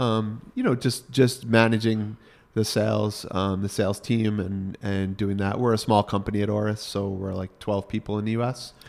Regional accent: Congers, New York, United States; accent: Northeast; moved away as an adult; now in Connecticut, United States; I grew up in basically suburban New York City. I grew up in Rockland County

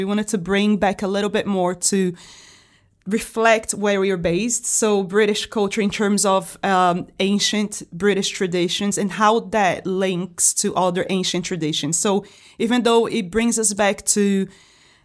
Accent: Brazil; also born or lived in Washington, D.C., United States; now in Liverpool, United Kingdom; I'm from Brazil originally, but I was living in the United States before I moved here. I was living in Washington, D.C.

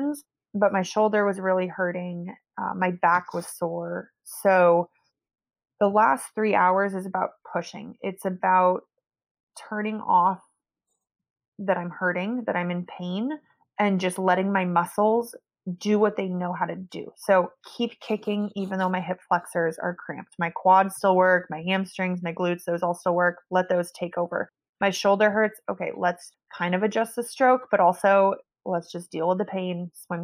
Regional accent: Meadow Vista, California, United States; also born or lived in French Polynesia / New Zealand; I was born in Meadow Vista, California. It's like on the way to Tahoe. And I guess we had a lake near our house.

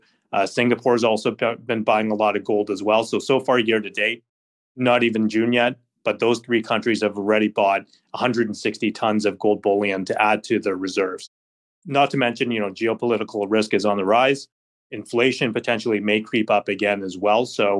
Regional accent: Canada; So, you know, as a Canadian investor, when you look at the US dollar, you haven't really seen the weakness just because the Canadian dollar has been just as weak.

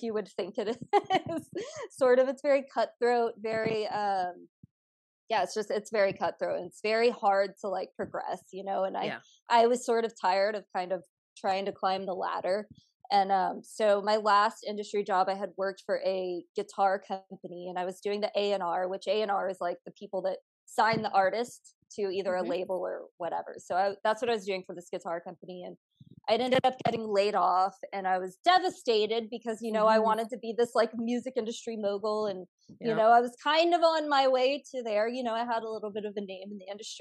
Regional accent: Houston, Texas, United States; moved away as an adult; now in Los Angeles, United States; I was born and raised in Houston, Texas

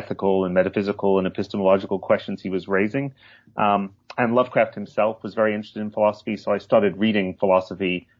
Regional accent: Hull, Yorkshire and the Humber, United Kingdom; I grew up in England, in the northeast, in Yorkshire, but not in the picturesque part of Yorkshire, in Hull

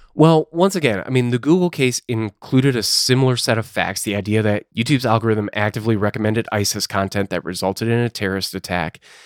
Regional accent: Illinois, United States; My home state, where, where I'm currently located, Illinois

